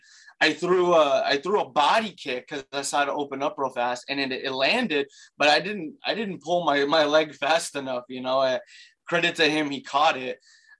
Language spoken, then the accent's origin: English; Baton Rouge, Louisiana, United States; I'm originally from Baton Rouge, Louisiana.